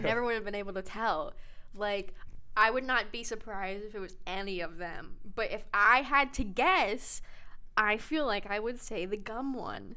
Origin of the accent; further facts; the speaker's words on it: United States; I'm an American